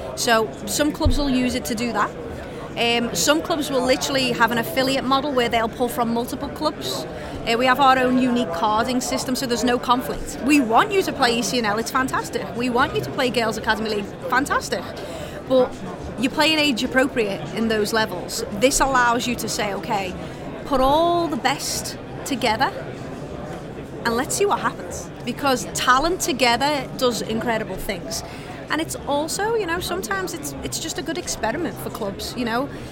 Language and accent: English; England, United Kingdom; now in United States; I come from England